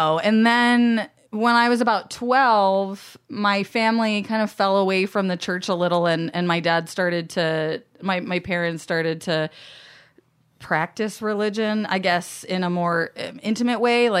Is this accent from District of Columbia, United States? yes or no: no; Alaska, United States; also born or lived in Florida; The things you might learn later is that my dad, I grew up in Alaska and my dad currently still lives there. And my mom was in Florida. And so I was kind of jumping back and forth.